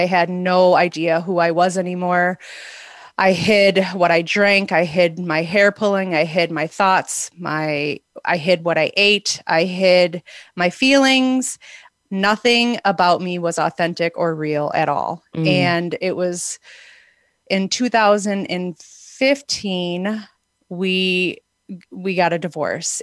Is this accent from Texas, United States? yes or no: no; outside of Milwaukee, Wisconsin, United States; moved away as an adult; now in Arizona, United States; I grew up outside of Milwaukee in Wisconsin, and about 20 years ago, I moved to Arizona